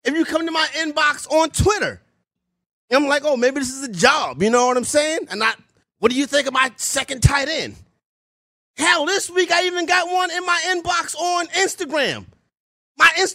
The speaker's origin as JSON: {"language": "English", "town": "New York City", "region": "New York", "country": "United States", "said": "I'm from Harlem, New York, home of the hustlers"}